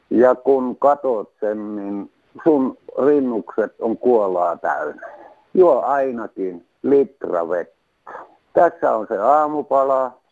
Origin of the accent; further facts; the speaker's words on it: North Savo, Finland; ollaan Pohjois-Savosta. Mehän savolaiset